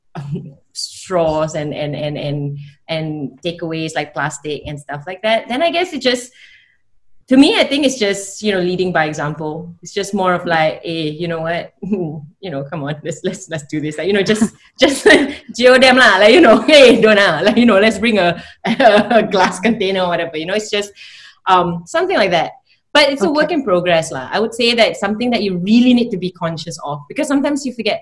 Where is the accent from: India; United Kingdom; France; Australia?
Australia; moved away; I grew up in Australia for like 10 years